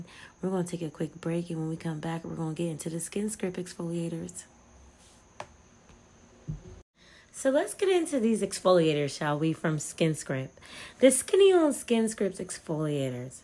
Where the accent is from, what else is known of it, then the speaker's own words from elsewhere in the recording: United States; As an American